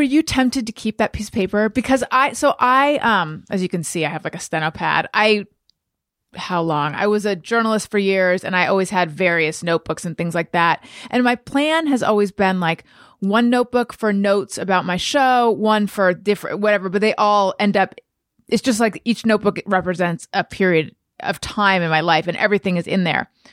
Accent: California, United States; moved away as an adult; also born or lived in New York; when I moved from New York to California

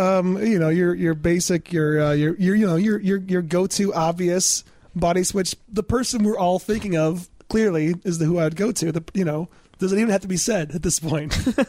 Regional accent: Michigan, United States; moved away; where I grew up in Michigan

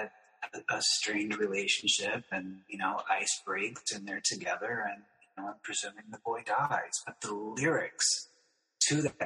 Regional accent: Union County, North Carolina, United States; I grew up in Union County, North Carolina, so there was a lot of country.

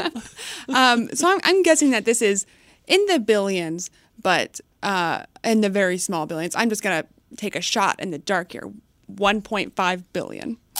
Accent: McKinney, Texas, United States; moved away as an adult; also born or lived in Connecticut; I come from McKinney, Texas, and that's going to sound like nothing to a lot of people because it's not much, but it's suburb of Dallas. So it was a nice area to grow up. Um, you know, I do have a bit of that Texas loyalty uh, even though I was not born in the state, but you know, raised there.

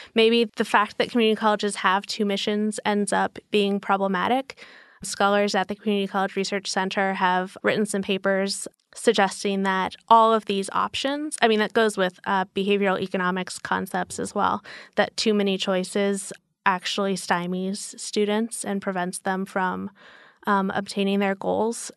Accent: Albuquerque, New Mexico, United States; moved away; also born or lived in Portland, Oregon / New York; I'm from the Southwest. I grew up in Albuquerque, New Mexico.

